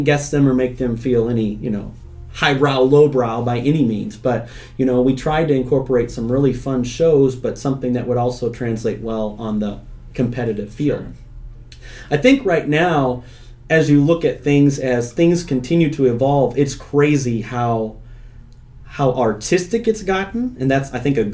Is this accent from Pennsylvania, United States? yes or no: no; Indiana, United States; also born or lived in Florida; now in Illinois, United States; I grew up in Indiana.